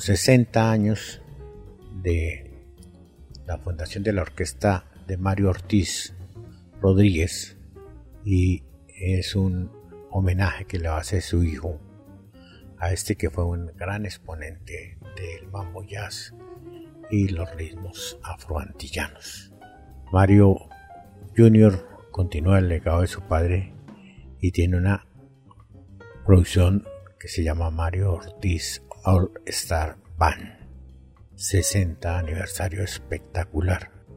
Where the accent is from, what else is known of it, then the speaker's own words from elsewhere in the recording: Colombia; como colombianos